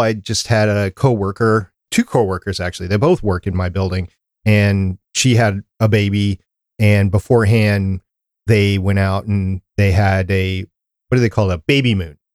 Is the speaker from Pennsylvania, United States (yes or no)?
no; Minnesota, United States; accent: slight Canadian; also born or lived in Brooklyn, New York; I don't have that accent because I was, grew up, I, from Minnesota